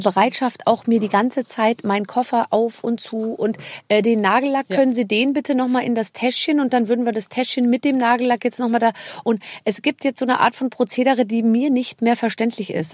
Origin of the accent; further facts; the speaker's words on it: Munich, Bavaria, Germany; als Münchnerin